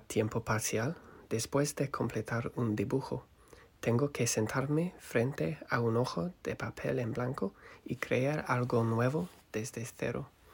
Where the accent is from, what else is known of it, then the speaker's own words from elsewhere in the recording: London, United Kingdom; Spanish is a second language; soy de Londres